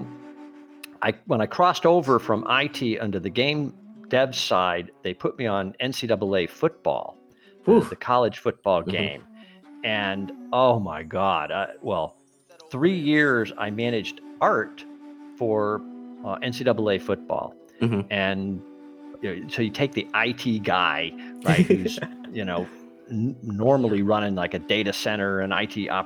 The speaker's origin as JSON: {"language": "English", "region": "Massachusetts", "country": "United States", "moved": "yes", "lives_now": "Florida, United States", "said": "I'm from Massachusetts"}